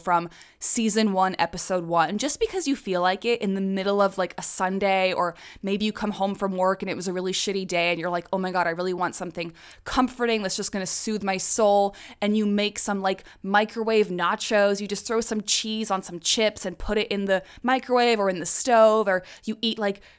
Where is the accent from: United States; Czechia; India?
Czechia; Prague; I was raised in the Czech Republic, which is a neighboring country to Germany. I lived there probably from when I was 2 years old to 18 years old. It is very much my home country. Prague is my hometown. My nationality is Czech.